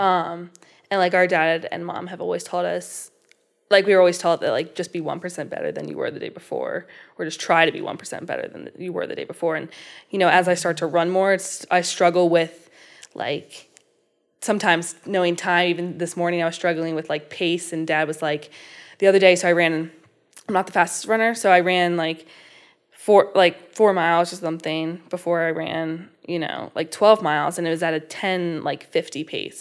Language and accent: English; Falston, Maryland, United States; close to where I am from. I live in Falston